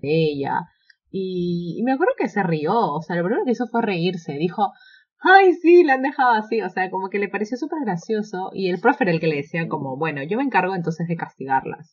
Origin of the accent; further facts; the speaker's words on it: Peru; de Perú